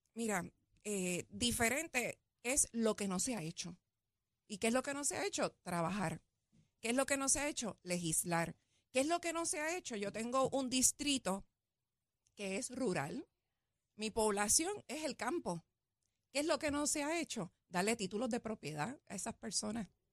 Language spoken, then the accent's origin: Spanish; Guaynabo, Puerto Rico; yo vengo del pueblo de Guainabo, soy nacida y criada en Guainabo